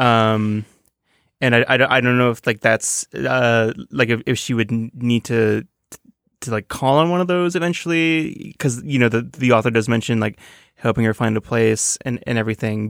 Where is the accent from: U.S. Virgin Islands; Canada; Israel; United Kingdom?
Canada; Toronto, Ontario; now in New York, United States; I'm from Toronto, a, a very big town